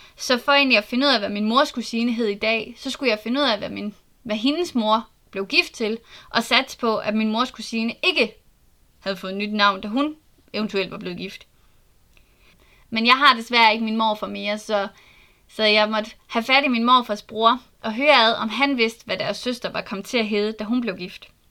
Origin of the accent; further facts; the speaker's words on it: Southern Jutland, Southern Denmark, Denmark; Jeg er født og opvokset i Sønderjylland